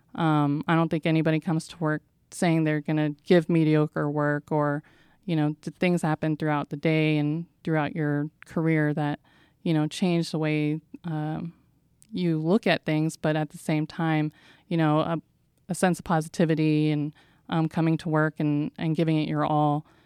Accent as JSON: {"language": "English", "town": "San Diego", "region": "California", "country": "United States", "said": "I'm from San Diego, California"}